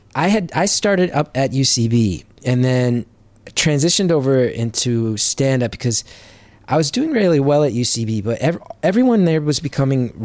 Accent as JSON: {"language": "English", "region": "Northern New Jersey", "country": "United States", "tie": "born or raised there", "said": "Northern New Jersey. And I'm like extremely proud"}